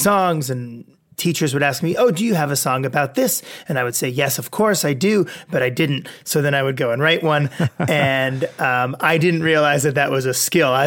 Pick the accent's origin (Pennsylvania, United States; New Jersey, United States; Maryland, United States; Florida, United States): New Jersey, United States; Westfield; now in Southern California, United States; I'm from Westfield, New Jersey. I grew up over there, Central Jersey, North Jersey area.